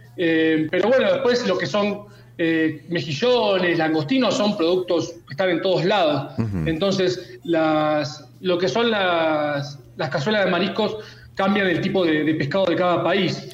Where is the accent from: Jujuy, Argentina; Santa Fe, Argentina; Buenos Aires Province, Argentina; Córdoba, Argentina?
Buenos Aires Province, Argentina; Mar del Plata; mi ciudad natal, a Mar del Plata